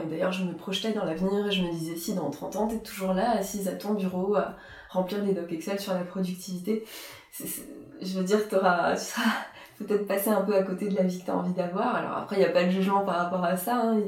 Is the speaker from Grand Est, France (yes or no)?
yes; Strasbourg, Grand Est, France; partir de Strasbourg, c'était partir un peu de mes racines, de là où j'avais grandi.